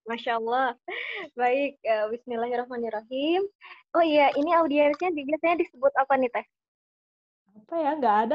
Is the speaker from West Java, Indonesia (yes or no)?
yes; Sumedang, West Java, Indonesia; now in Bandung, Indonesia; Kalau asalnya sendiri, aku dari Sumedang, tapi uh, untuk tinggal saat ini ada di Bandung gitu.